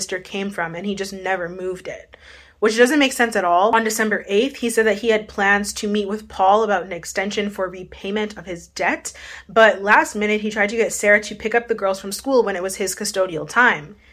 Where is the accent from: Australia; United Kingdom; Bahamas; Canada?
Canada; Winnipeg, Manitoba; I'm from Winnipeg